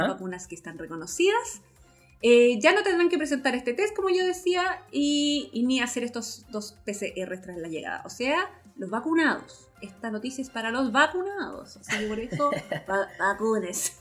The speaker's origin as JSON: {"language": "Spanish", "region": "Valparaíso", "country": "Chile", "moved": "yes", "said": "yo, que vengo de Valpo"}